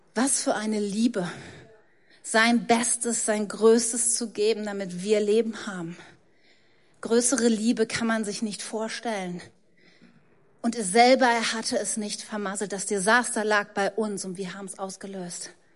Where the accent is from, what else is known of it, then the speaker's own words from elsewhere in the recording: Germany; ich bin Deutsche. Ich habe mir das nicht ausgesucht. Ich wurde von deutschen Eltern in Deutschland geboren, deshalb habe ich einen deutschen Pass, ich spreche Deutsch